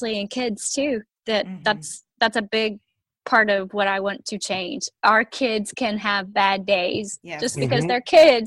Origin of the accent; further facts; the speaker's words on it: Texas, United States; I'm from Texas